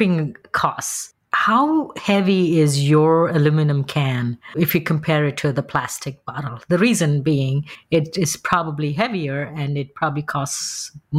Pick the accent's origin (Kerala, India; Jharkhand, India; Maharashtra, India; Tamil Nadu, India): Maharashtra, India; Mumbai; moved away; I'm from Bombay, India